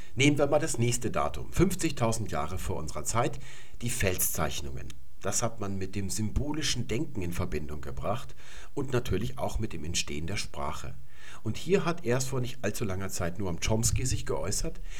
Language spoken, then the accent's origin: German; Germany; first language German; hier bei uns in Deutschland